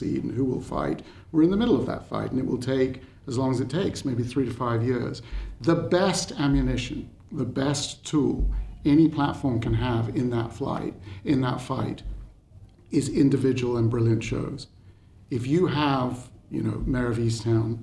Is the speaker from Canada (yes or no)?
no; United Kingdom; I speak as a Brit